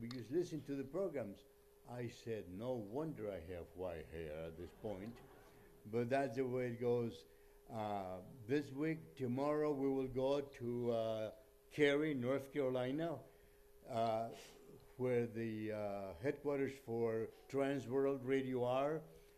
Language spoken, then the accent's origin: English; Honduras; English is a second language; All the staff that works here, and I came from Honduras, and put the program in front of us so we know what we're doing.